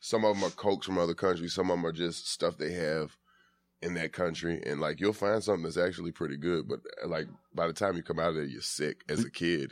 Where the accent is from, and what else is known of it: Atlanta, Georgia, United States